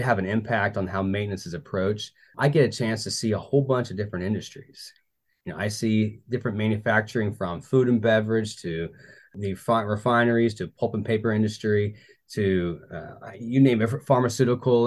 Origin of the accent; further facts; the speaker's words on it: Tulsa, Oklahoma, United States; moved away as an adult; in Tulsa, Oklahoma, that's my hometown.